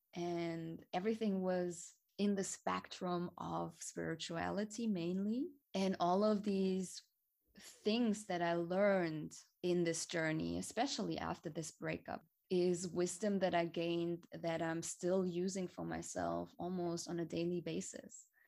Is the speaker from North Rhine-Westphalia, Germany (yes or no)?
no; Hamburg, Germany; I was born and raised in Hamburg. It's a city in the north of Germany